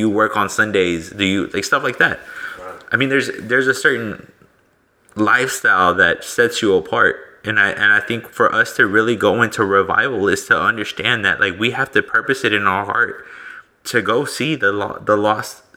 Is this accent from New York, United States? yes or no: no; the DFW area, Texas, United States; I'm from Texas, so, and more so like the DFW area